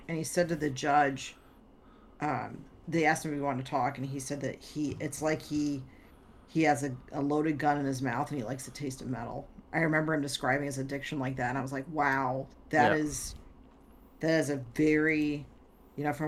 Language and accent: English; Wisconsin, United States; accent: Wisconsin; my Wisconsin accent